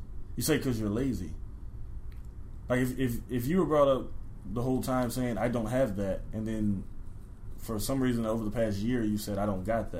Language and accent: English; Alabama, United States; I grew up in the South, in Alabama.